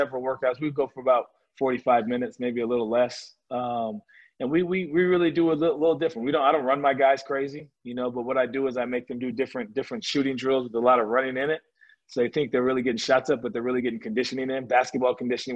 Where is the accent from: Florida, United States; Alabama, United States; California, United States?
California, United States; I grew up in California